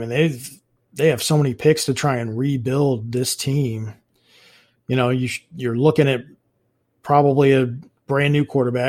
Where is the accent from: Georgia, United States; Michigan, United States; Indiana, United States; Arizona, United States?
Indiana, United States; Indianapolis; growing up in Indianapolis